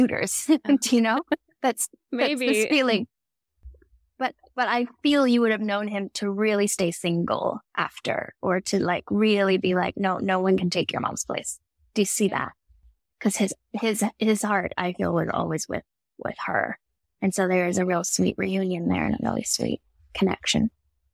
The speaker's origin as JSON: {"language": "English", "town": "Houston", "region": "Texas", "country": "United States", "tie": "born or raised there", "said": "I grew up in Houston, Texas"}